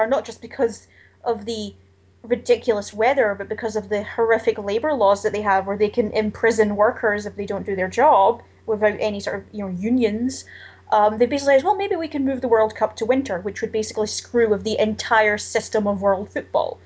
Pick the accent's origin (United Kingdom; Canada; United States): United Kingdom; Scotland; I often feel very embarrassed for my own country